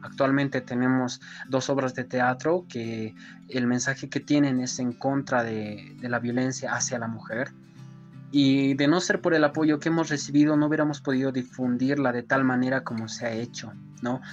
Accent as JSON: {"language": "Spanish", "town": "Coroico", "region": "La Paz", "country": "Bolivia", "said": "soy del municipio de Coroico"}